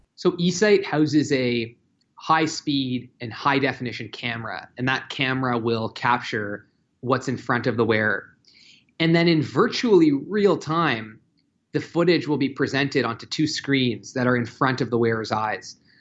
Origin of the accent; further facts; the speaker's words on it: Toronto, Ontario, Canada; my hometown of Toronto